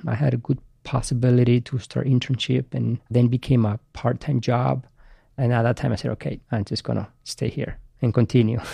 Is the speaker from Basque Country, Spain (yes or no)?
yes; Basque Country, Spain; English is a second language; moved away as an adult; also born or lived in Madrid; now in United States; I grew up in Spain and I played for Real Madrid at the academy for six years.